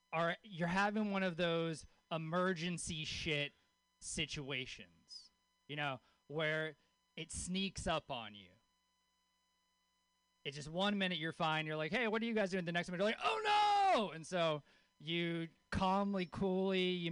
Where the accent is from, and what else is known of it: Louisiana, United States; born or raised there; moved away